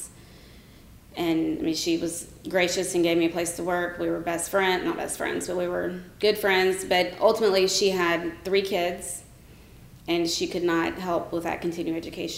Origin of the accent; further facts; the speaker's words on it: Rome, Georgia, United States; moved away as an adult; also born or lived in Marietta, Georgia; now in Atlanta, United States; I grew up in Rome, Georgia